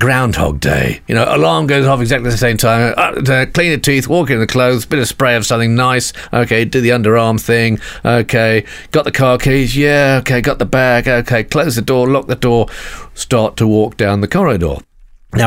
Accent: United Kingdom; being British

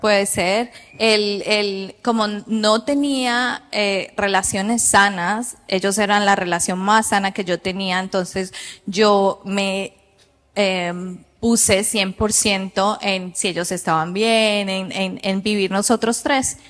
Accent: Colombia; moved away as an adult; yo soy de Colombia. Cuando yo tengo ocho años

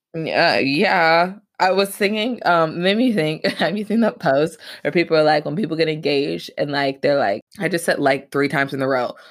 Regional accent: Atlanta, Georgia, United States; now in Michigan, United States; I grew up in Atlanta, Georgia

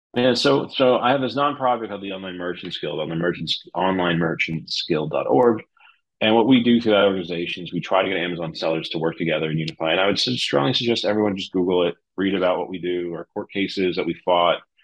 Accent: New Jersey, United States; I am from New Jersey

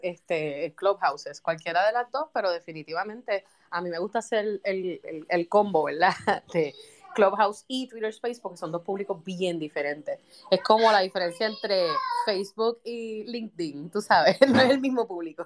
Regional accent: Puerto Rico; yo soy boricua

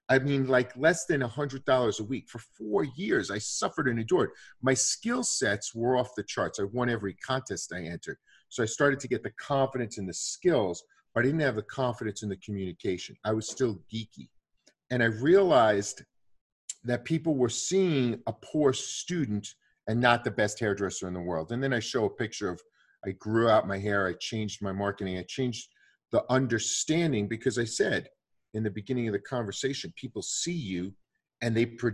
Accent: Brooklyn, New York, United States; But all of my family, when you're growing up in Brooklyn, everybody's bakers, hairdressers, police officers, or Goombas, right?

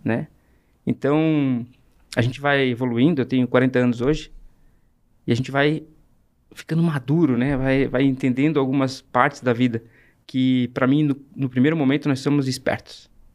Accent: Brazil; comecei vendendo picolé com 9 anos de idade, no bairro que eu nasci, na Barragem

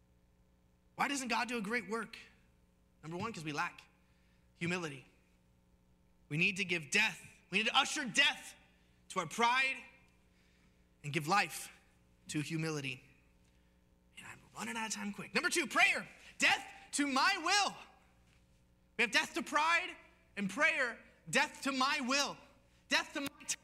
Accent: United States; being an American

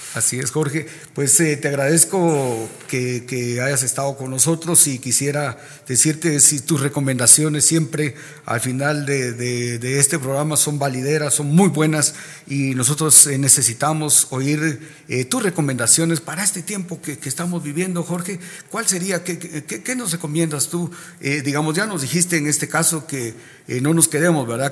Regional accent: Guatemala; nosotros como guatemaltecos

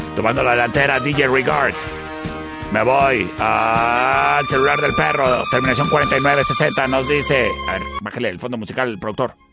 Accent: Chihuahua, Mexico; Yo soy chihuahuense hasta el tope

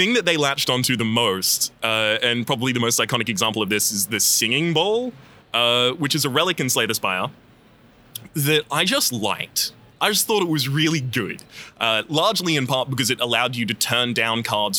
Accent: Australia; accent: Australian; You can hear in a lot of the earlier episodes, my Australian accent is much more present

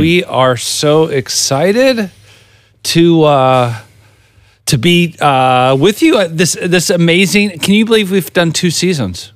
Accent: Chino, California, United States; I said, uh, "Chino."

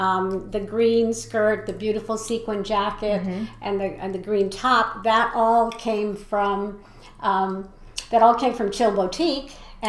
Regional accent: New England, United States; moved away; although I'm from New England originally

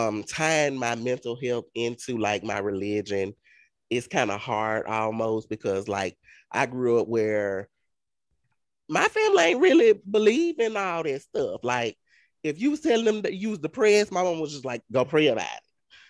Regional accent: the South, United States; You're like, we're from the South. We're from the deep South.

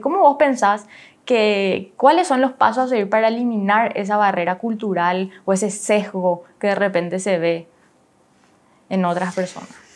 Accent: Paraguay; Nosotros, como paraguayos

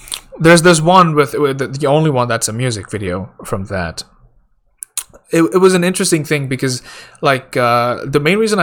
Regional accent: India; because I'm Indian, right?

